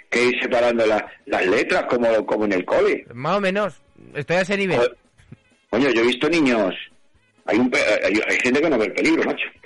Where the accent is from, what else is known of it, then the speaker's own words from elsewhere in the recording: Madrid, Community of Madrid, Spain; yo como soy un madrileño, ¿vale?